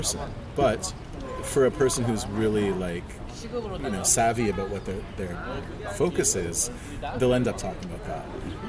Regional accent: Montreal, Quebec, Canada; also born or lived in Western Canada / Central Canada; Yeah, but I lived in Western Canada for 9 years and I was born in Central Canada.

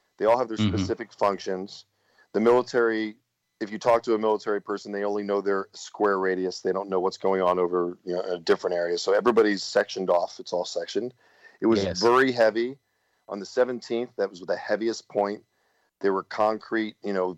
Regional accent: New Jersey, United States; I'm from South Jersey

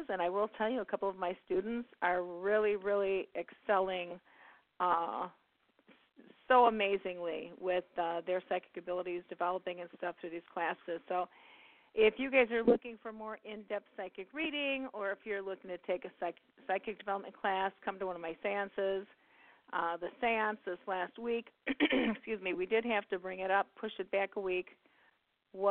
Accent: Midwest, United States; I'm from the Midwest

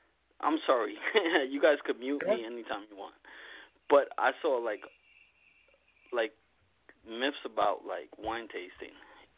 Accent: Elmont, New York, United States; also born or lived in Puerto Rico / Mineola, New York; I grew up in Elmont.

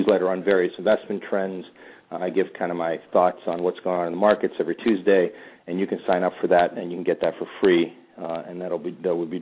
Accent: Pittsburgh, Pennsylvania, United States; moved away as an adult; also born or lived in Topeka, Kansas / Budapest, Hungary; now in London, United Kingdom; I was born actually in Topeka, Kansas. I grew up in Pittsburgh

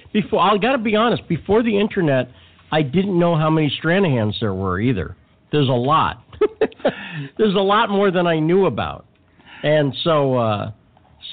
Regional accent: Massachusetts, United States; moved away as an adult; also born or lived in Hollywood; I grew up in Massachusetts. I went to Hollywood when I was 18.

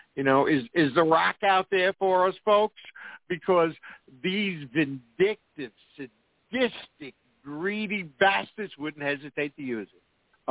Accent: New York, United States; where I'm from New York

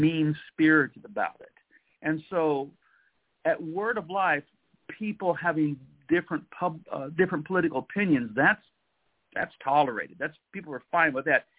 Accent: United States; I'm an American

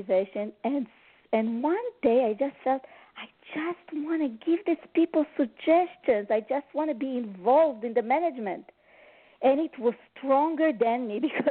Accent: Montreal, Quebec, Canada; I'm from Montreal, Canada

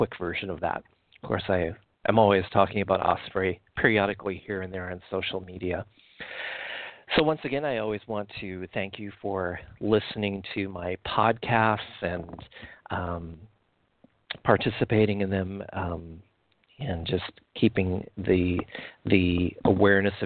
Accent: Midwest, United States; Where I grew up in the Midwest

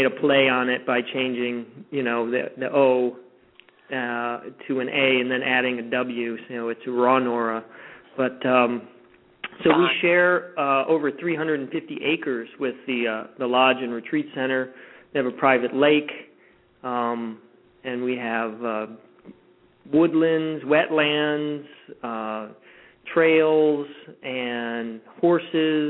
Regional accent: Florida, United States; moved away; I grew up in Florida

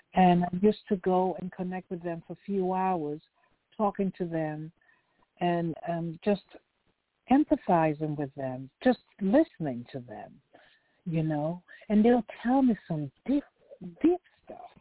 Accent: Lagos, Nigeria; now in California, United States; Yes, I was born in Lagos

